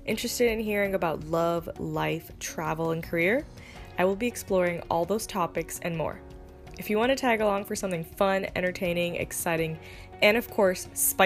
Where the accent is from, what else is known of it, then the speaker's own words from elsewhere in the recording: Nigeria; I grew up in Nigeria